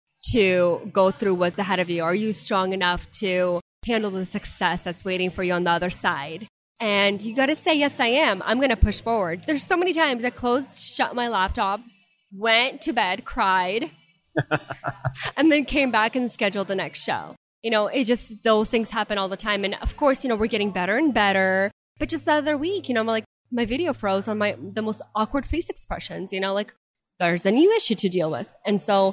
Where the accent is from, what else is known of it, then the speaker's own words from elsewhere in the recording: Ukraine; first language Russian; English is a second language; now in Spartanburg, United States; I was born back in Ukraine, but since living here, I mean, we're fluent